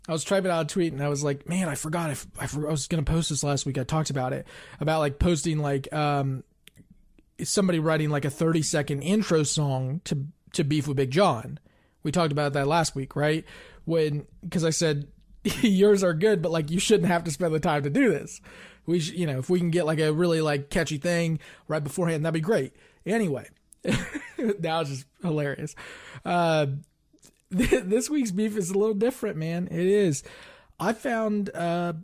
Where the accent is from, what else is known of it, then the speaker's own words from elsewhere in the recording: Parkersburg, West Virginia, United States; I grew up in Parkersburg